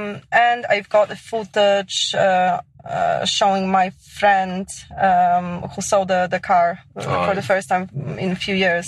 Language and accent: English; Poland; moved away as an adult; now in Scotland, United Kingdom